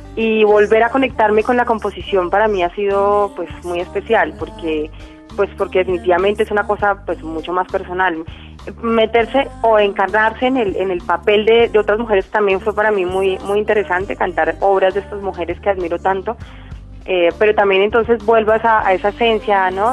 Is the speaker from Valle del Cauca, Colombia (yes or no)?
no; Quindío, Colombia; soy del Quindío